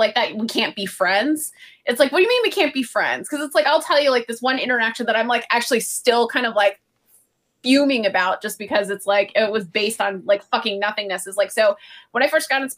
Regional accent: San Francisco, California, United States; also born or lived in Silicon Valley; I grew up in San Francisco.

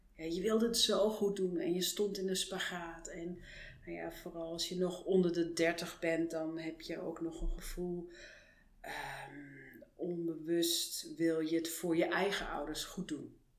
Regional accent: Frankfurt, Hesse, Germany; Dutch is a second language; moved away as an adult; now in Netherlands; Geboren en getogen in Duitsland, Frankfurt. Met 22 eh, ben ik naar Nederland gekomen voor de liefde

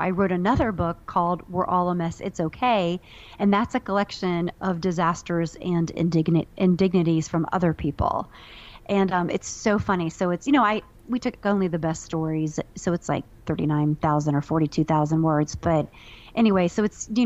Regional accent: Ohio, United States; moved away; I'm from a bordering state. I'm from Ohio

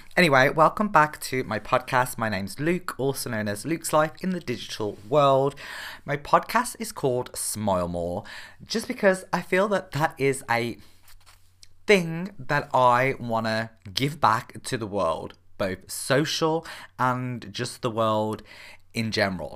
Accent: Birmingham, West Midlands, United Kingdom; I'm actually from Birmingham in the U K

